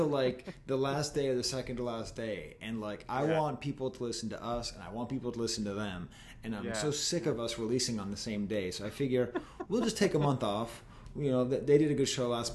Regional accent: Boston, Massachusetts, United States; as a Bostonian

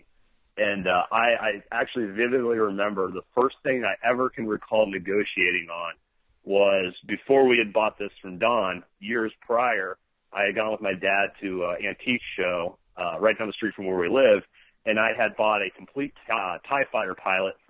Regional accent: Cincinnati, Ohio, United States; we were born and raised in Cincinnati

